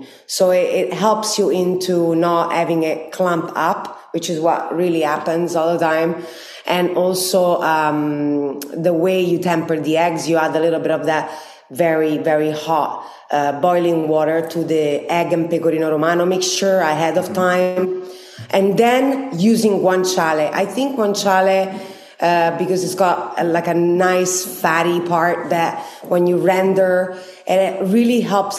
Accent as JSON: {"language": "English", "town": "Rome", "region": "Lazio", "country": "Italy", "tie": "born or raised there"}